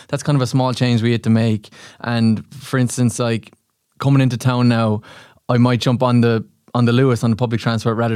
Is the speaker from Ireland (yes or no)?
yes; Limerick, Munster, Ireland; my hometown in Limerick